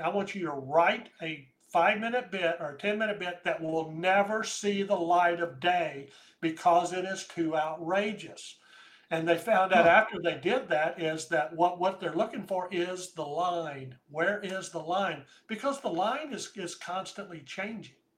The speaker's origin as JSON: {"language": "English", "country": "United States", "said": "I'm an American"}